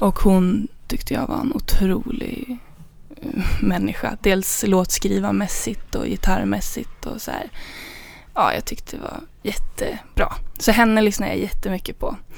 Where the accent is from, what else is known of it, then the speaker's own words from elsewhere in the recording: Danderyd, Stockholm County, Sweden; jag kommer från Danderyd